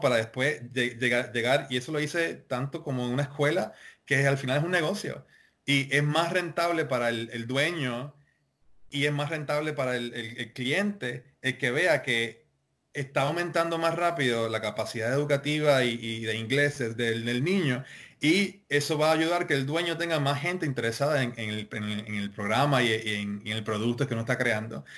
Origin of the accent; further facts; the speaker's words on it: Puerto Rico; como puertorriqueños